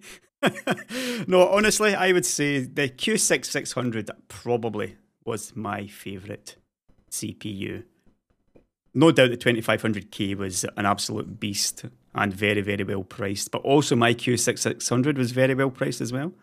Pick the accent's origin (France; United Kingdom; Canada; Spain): United Kingdom; Scotland; now in Sweden; being a Scotsman